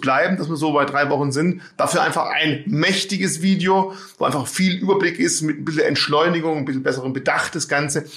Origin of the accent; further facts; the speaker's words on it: Swabia, Baden-Württemberg, Germany; als Schwabe